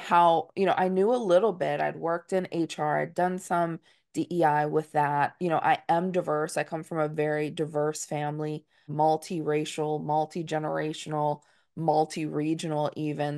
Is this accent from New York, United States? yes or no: yes; Dutchess County, New York, United States; as a Northeasterner, I'm from Dutchess County, New York.